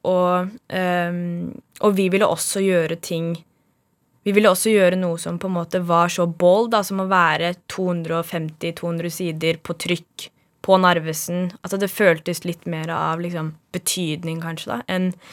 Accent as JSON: {"language": "Norwegian", "region": "Oslo", "country": "Norway", "tie": "born or raised there", "also_born_or_lived": "Bjerke, Oslo", "said": "Jeg er født på Bjerke på Linderud i Bjerke bydel, og så flyttet vi til Høybråten da jeg var ett eller to år gammel. Og så har jeg vokst opp i samme samme firemannsboligen siden."}